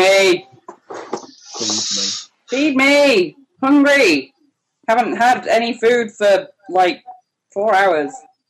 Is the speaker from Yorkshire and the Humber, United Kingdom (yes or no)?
no; Scotland, United Kingdom; and I'm Scottish.